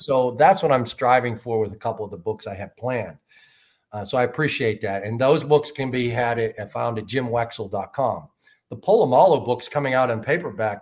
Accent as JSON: {"language": "English", "town": "Chicago", "region": "Illinois", "country": "United States", "said": "I am Irish Catholic from Chicago"}